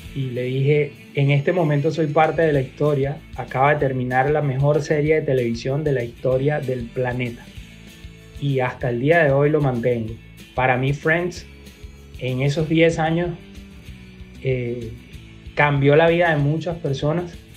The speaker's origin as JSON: {"language": "Spanish", "town": "Caracas", "region": "Capital District", "country": "Venezuela", "said": "soy de Caracas"}